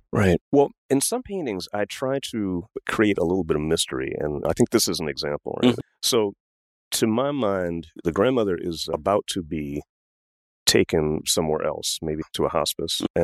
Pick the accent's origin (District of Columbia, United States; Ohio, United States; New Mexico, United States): District of Columbia, United States; Washington; I grew up in Washington, D.C.